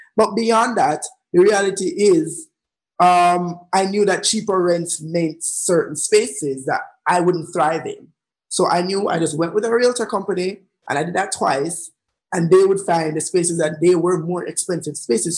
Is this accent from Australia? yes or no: no; Jamaica; also born or lived in London